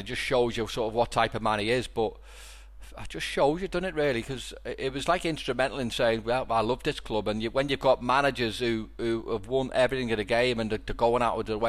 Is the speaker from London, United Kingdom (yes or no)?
no; Liverpool, North West England, United Kingdom; I'm from Toxteth, lived in a one up one down